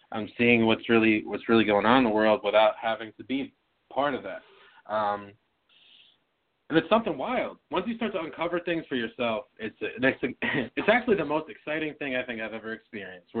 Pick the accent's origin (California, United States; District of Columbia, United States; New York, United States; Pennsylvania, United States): New York, United States; moved away as an adult; also born or lived in Florida; I moved back home from Florida to New York in August